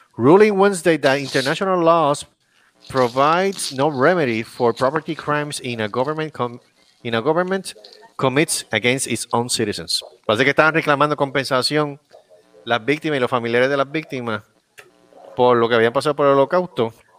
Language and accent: Spanish; Puerto Rico; mi pueblo